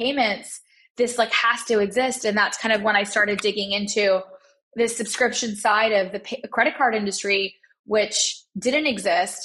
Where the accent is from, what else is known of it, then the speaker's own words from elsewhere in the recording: Dallas, Texas, United States; also born or lived in Chicago, Illinois; I was born in Chicago and grew up in Dallas